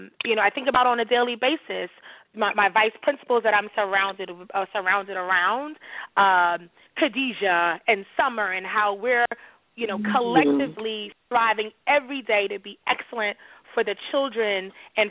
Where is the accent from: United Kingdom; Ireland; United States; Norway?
United States; New York City, New York; growing up in New York City